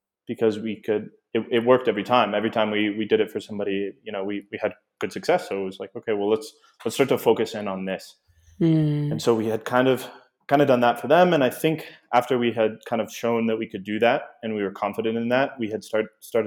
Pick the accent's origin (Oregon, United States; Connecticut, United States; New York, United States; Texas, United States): Oregon, United States; Portland; moved away as an adult; also born or lived in Puerto Vallarta, Mexico; we are originally from Portland, Oregon.